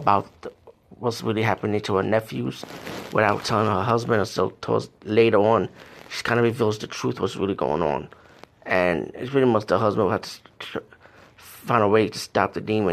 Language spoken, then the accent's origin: English; India; being Indian